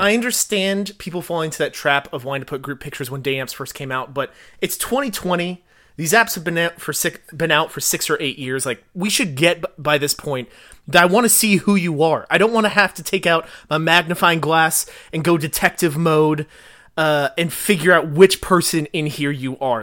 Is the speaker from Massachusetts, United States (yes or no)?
no; Fort Worth, Texas, United States; also born or lived in College Station, Texas; I grew up in Fort Worth